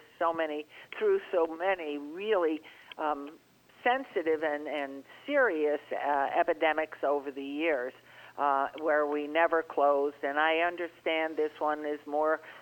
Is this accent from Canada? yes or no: no; New York, United States; moved away; I grew up in New York, and I was in those squash subways and buses and elevators and apartment buildings